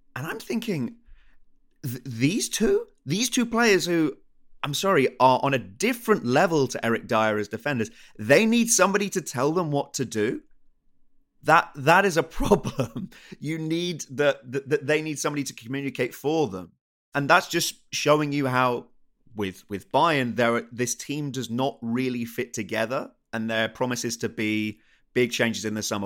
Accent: England, United Kingdom; I'm from England

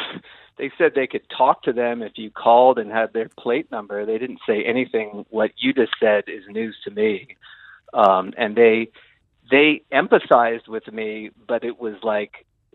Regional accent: Berkeley, California, United States; now in Gisborne, New Zealand; From Northern California, Berkeley, California.

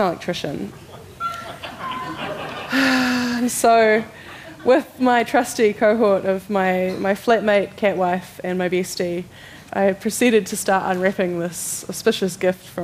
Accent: Zimbabwe; moved away; We come from Zimbabwe where, you know, when I grew up, you couldn't get things, so you had to make things

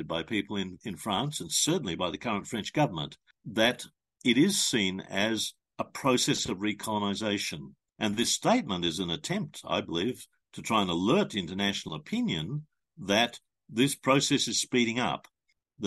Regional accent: Australia; an Australian citizen

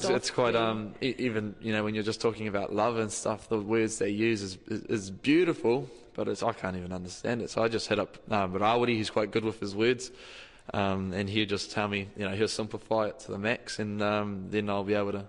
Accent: Rotorua, Bay of Plenty, New Zealand; first language Maori; English is a second language; te reo was my first language. I was brought up, I went to Te Kura Kaupapa Maori or Te Koutu in Rotorua.

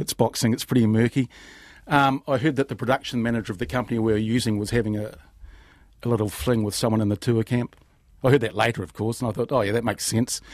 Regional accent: New Zealand; being a Kiwi

